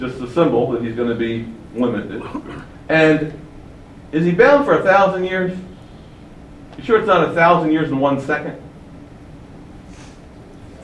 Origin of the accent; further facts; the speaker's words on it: Baltimore, Maryland, United States; I grew up in Baltimore, which was a very political city with a strong mayor in the city